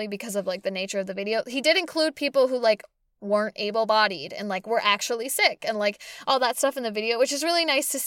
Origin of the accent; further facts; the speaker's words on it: Boston, Massachusetts, United States; they're my hometown team